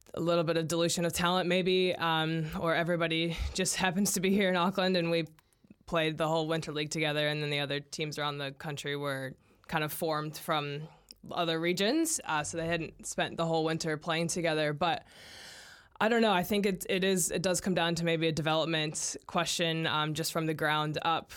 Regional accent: United States; now in New Zealand; as an American

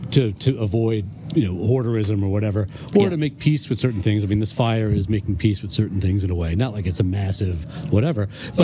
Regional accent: Ireland; I'm Irish, so I think this is 6 inches, so I don't know.

